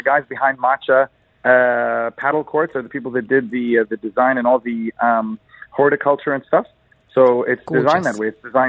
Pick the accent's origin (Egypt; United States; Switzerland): Egypt; now in Dubai, United Arab Emirates